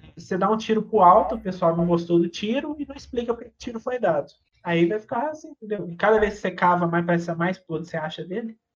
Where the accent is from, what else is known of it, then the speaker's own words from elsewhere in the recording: Belo Horizonte, Minas Gerais, Brazil; nós que somos de Minas, né? De BH especificamente